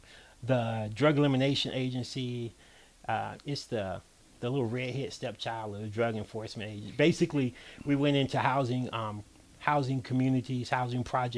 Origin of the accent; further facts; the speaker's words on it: Birmingham, Alabama, United States; moved away as an adult; also born or lived in Ohio; Born in Ohio, but grew up in Birmingham.